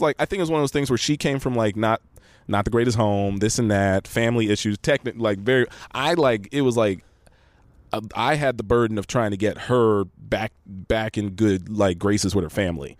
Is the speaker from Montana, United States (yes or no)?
no; Los Angeles, California, United States; I'm actually from here